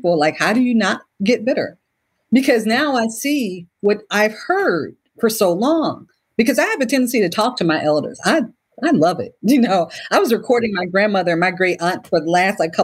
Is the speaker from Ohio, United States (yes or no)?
yes; Cleveland, Ohio, United States; I was born and raised in Cleveland, Ohio